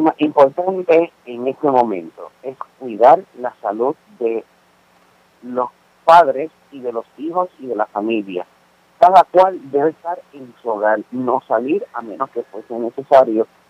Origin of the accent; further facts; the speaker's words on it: Puerto Rico; los puertorriqueños nos caracterizamos por poder eh, demostrar una gran empatía